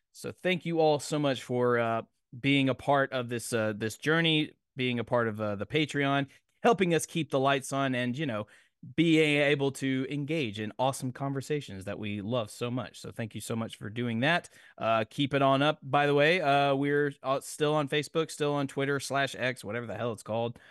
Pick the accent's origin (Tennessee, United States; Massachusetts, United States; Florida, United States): Tennessee, United States; Nashville; I'm from Nashville.